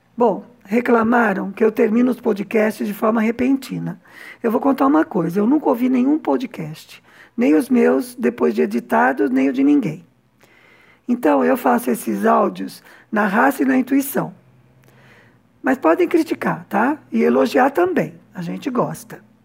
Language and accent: Portuguese; São Paulo, Brazil; moved away as an adult; now in Cuba; Mulher branca, de meia idade, classe média baixa, nascida e criada em São Paulo